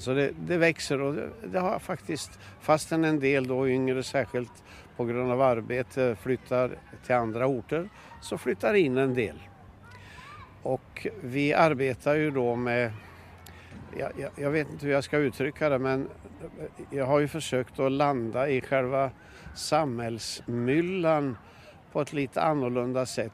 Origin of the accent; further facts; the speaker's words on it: Bollnäs, Gävleborg County, Sweden; also born or lived in Norrköping / Gothenburg / Trollhättan / Värnamo; now in Sveg, Sweden; jag är uppvuxen i Bollnäs